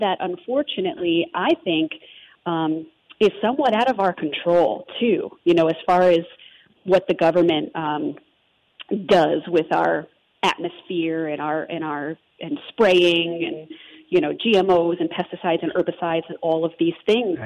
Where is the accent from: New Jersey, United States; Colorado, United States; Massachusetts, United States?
New Jersey, United States; accent: Jersey; growing up in New Jersey